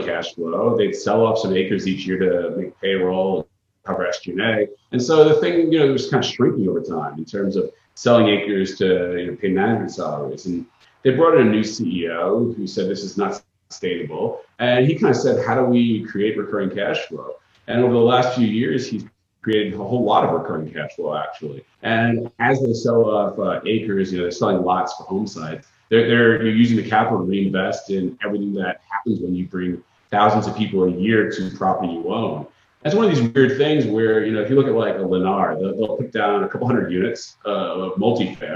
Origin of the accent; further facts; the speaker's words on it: Long Island, New York, United States; now in Florida, United States; I'm from Long Island originally